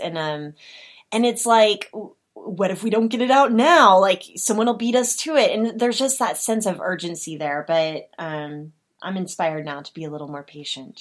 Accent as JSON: {"language": "English", "region": "Oklahoma", "country": "United States", "said": "I'm from Oklahoma"}